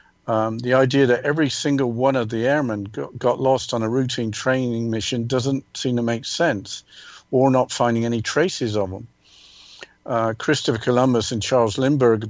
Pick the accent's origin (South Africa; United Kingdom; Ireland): United Kingdom; England; growing up in England